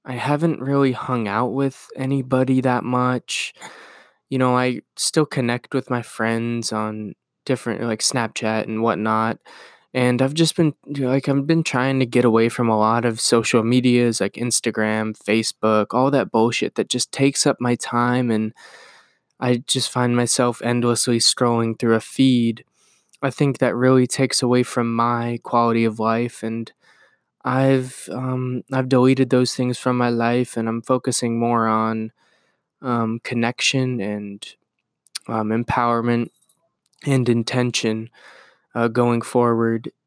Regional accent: Iowa, United States; I'm gonna move from Iowa, where I was born and raised, and where I've grown up and lived for twenty-two years

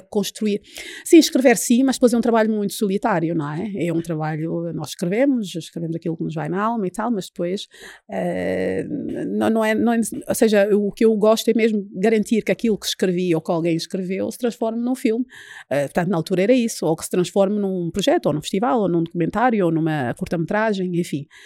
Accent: Luanda, Luanda Province, Angola; moved away as an adult; also born or lived in Paris, France / Coimbra, Portugal; now in Portugal; Eu nasci e cresci em Luanda

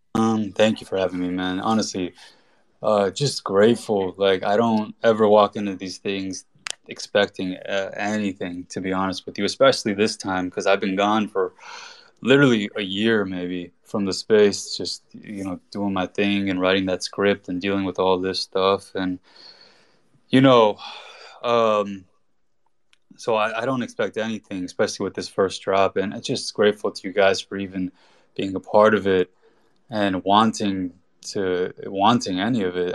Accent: United States; born and raised in America. My family's Iranian

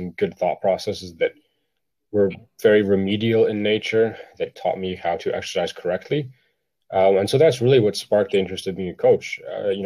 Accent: Ottawa, Ontario, Canada; I am from Ottawa

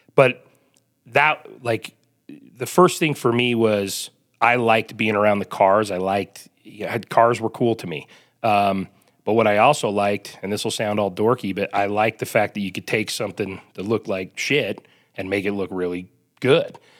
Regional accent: Salt Lake City, Utah, United States; I grew up here in Salt Lake

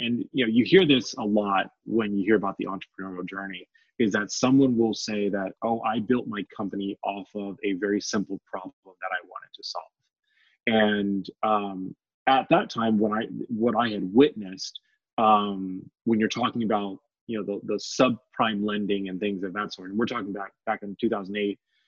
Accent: Oceanside, California, United States; also born or lived in Memphis, Tennessee / Yuma, Arizona; And so I began my life journey back in Tennessee. I was born in Memphis, Tennessee. And so my dad was in the Marine Corps. And so I spent most of my childhood in Oceanside, California.

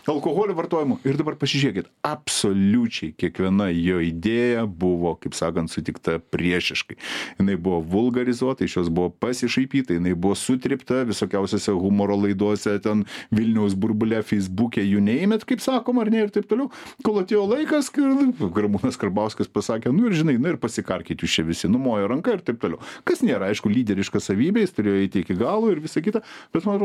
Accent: Lithuania

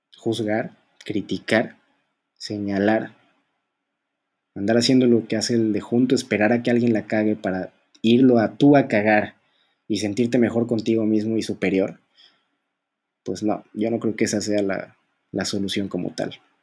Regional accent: Mexico; México, por ejemplo, en mi, en mi país

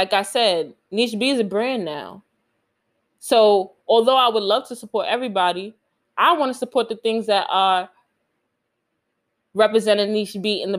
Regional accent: New York City, New York, United States; I'm from Queens

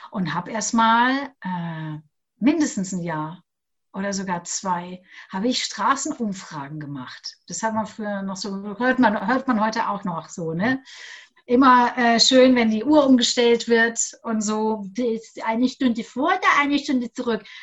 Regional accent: Augsburg, Bavaria, Germany; ich komme aus Augsburg, saß ich neben einem Radiomoderator dort des Lokalradios.

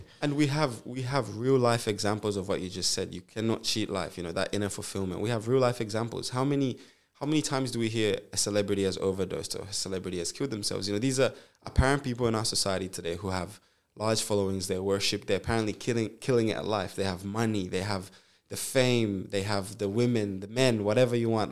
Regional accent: Zambia; now in Perth, Australia; I was born in Zambia

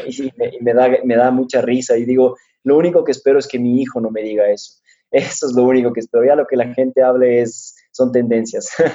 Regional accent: Quito, Pichincha, Ecuador; also born or lived in Switzerland; soy quiteño de corazón y la verdad es que no parezco, ni, ni por el nombre ni por la étnica

